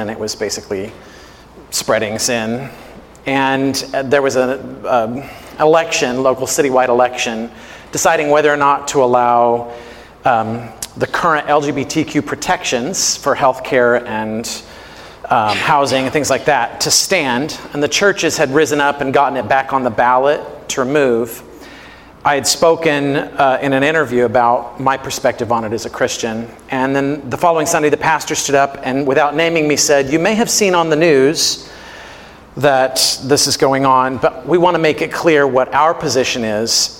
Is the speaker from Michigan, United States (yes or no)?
no; Missouri, United States; I grew up in Missouri